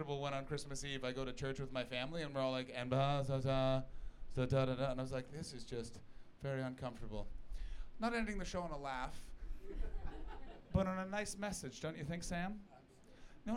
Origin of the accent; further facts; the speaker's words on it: Canada; moved away as an adult; now in United Kingdom; my home country, Canada.